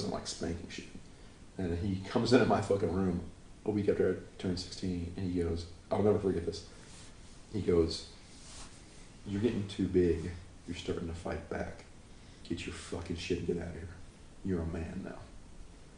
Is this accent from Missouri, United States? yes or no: no; North Carolina, United States; moved away as an adult; also born or lived in Chicago; now in Los Angeles, United States; growing up in North Carolina, and I moved to a bigger town